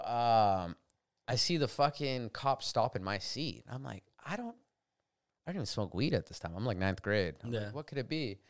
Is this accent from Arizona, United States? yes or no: yes; Arizona, United States; the white people I grew up with in Arizona